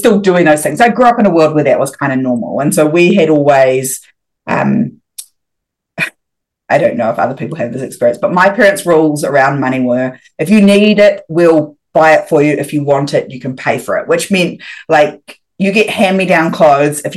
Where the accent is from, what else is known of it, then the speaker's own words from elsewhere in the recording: New Zealand; moved away as an adult; also born or lived in Thailand; I'm a New Zealander and we all do our OEs